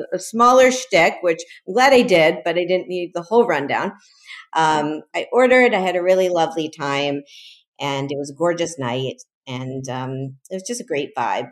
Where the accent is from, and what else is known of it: Miami, Florida, United States; born or raised there; also born or lived in Chicago; now in New York City, United States